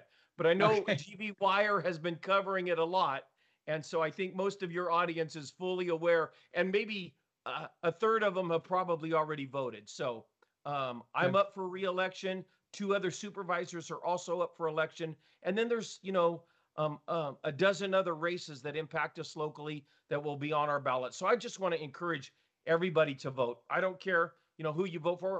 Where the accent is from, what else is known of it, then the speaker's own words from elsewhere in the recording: Selma, California, United States; my hometown of Selma